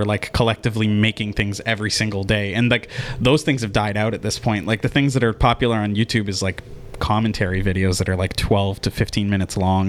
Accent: Langley, British Columbia, Canada; also born or lived in Surrey; So I grew up in Langley in Surrey

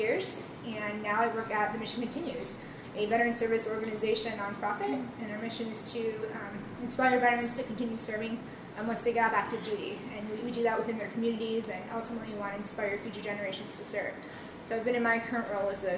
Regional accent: Chicago, Illinois, United States; moved away as an adult; also born or lived in San Diego; now in Washington, D.C., United States; I'm from Chicago originally

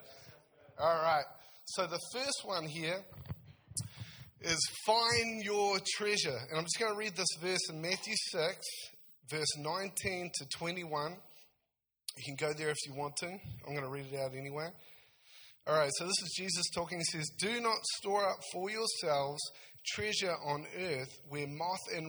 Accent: South Taranaki, New Zealand; now in Nelson, New Zealand; I'm from Taranaki originally, so around South Taranaki, so I'm real excited to go home

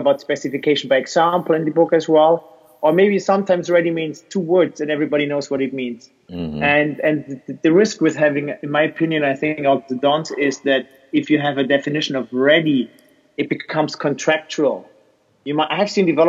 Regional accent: Switzerland; I'm from Switzerland

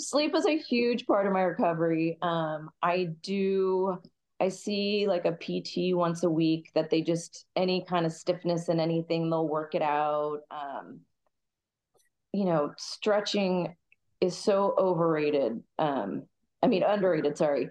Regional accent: Kansas City, Missouri, United States; moved away as an adult; now in San Diego, United States; I grew up in Kansas City back in 99. I grew up dancing

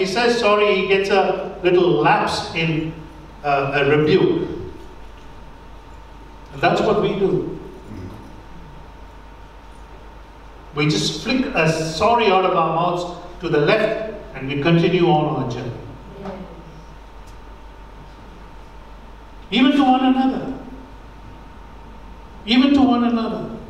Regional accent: India; moved away; When I grew up in India, we didn't really have money.

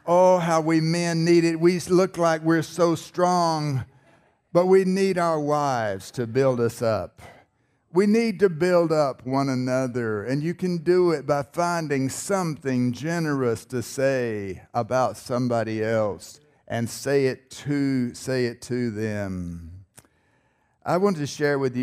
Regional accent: North Carolina, United States; I was born in North Carolina. Maybe you can tell by my accent

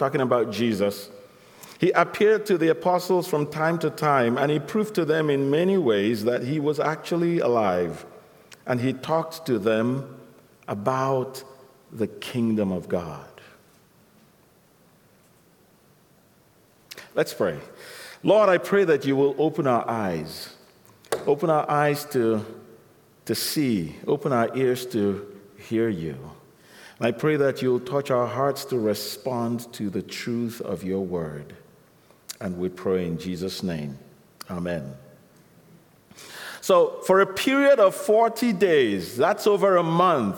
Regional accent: Nigeria; I was born in Nigeria

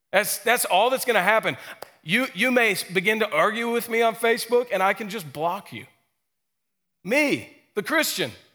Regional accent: Stockbridge, Georgia, United States; I grew up in Stockbridge, a, a bit north, at the north end of Henry County

